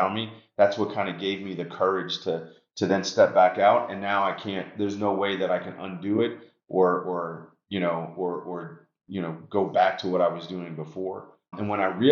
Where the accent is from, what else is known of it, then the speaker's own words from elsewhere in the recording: New York City, New York, United States; moved away; also born or lived in Long Island, New York; when I was a kid growing up in New York, I was actually my parents moved us from Washington Heights, New York City to Long Island